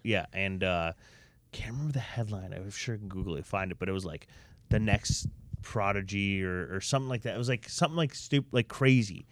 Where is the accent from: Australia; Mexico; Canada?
Canada; Toronto, Ontario; us growing up in Toronto